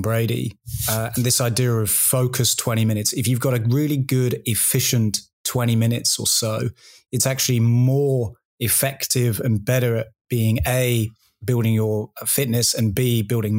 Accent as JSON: {"language": "English", "region": "England", "country": "United Kingdom", "moved": "yes", "lives_now": "Australia", "said": "I'm an Englishman"}